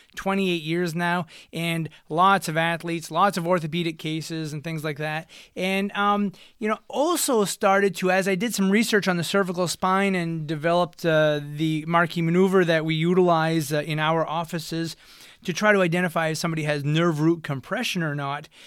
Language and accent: English; United States; accent: Franco-American; first language French; English is a second language; I am Franco-American, and my first language was French, and, uh, it switched over to English pretty quickly once I hit the school systems